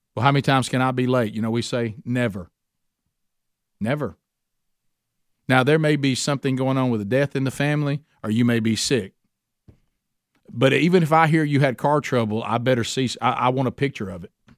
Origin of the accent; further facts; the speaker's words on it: Oxford, Alabama, United States; my hometown, Oxford, Alabama.